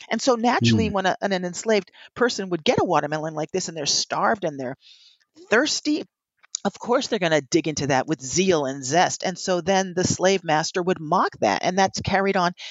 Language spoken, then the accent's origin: English; Princeton Junction, New Jersey, United States; That's what I grew up doing in Princeton Junction, New Jersey, because that's what we did in Cuba.